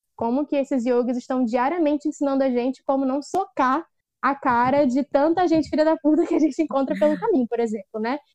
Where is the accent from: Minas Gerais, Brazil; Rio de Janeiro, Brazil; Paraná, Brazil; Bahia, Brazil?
Rio de Janeiro, Brazil; Duque de Caxias; Sou uma jovem negra de Duque de Caxias